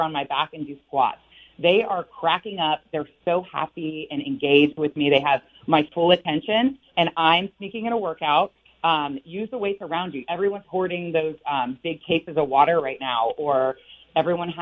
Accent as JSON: {"language": "English", "town": "Westerville", "region": "Ohio", "country": "United States", "tie": "born or raised there", "moved": "yes", "lives_now": "Northern Virginia, United States", "said": "I'm actually in Northern Virginia, right outside D.C., but I grew up in Westerville, Ohio."}